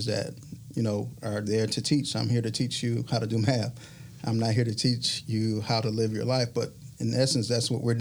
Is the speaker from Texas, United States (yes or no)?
no; Detroit, Michigan, United States; moved away as an adult; now in Mobile, United States; I am from Michigan. I'm from Michigan. From Detroit, Michigan.